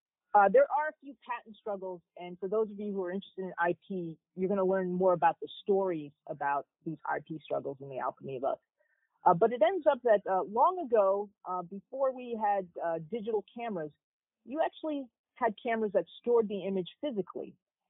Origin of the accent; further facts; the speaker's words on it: New Jersey, United States; moved away; also born or lived in Providence / Stanford / Yale; I grew up in New Jersey and went to school in Providence